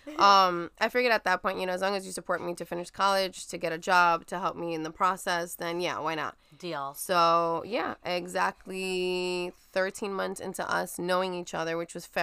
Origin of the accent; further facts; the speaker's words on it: Brooklyn, New York, United States; also born or lived in Florida; so um, I'm born and raised in Brooklyn. lived lived in New York most of my life. Graduated high um, graduated high school. Moved to Florida for college.